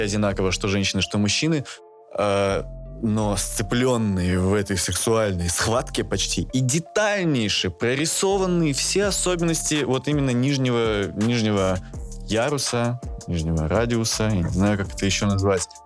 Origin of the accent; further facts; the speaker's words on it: Sakhalin Oblast, Russia; Я родился на Сахалине, рядом с Японией, э, в, городе, который и был раньше японским